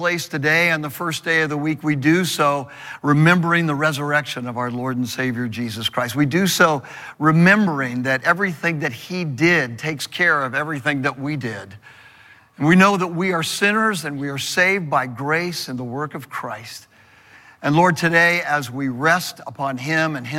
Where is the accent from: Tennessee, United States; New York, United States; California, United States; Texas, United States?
California, United States; Southern; I was raised in Southern California next to this big open field